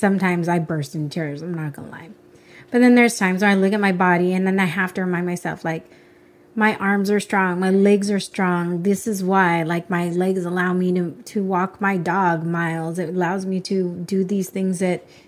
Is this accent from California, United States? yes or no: yes; San Diego, California, United States; also born or lived in Texas; I grew up here. I grew up in San Diego